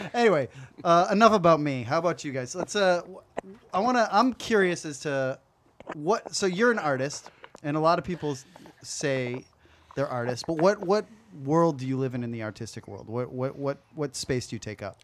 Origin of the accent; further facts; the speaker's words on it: West Coast, United States; we're from the West Coast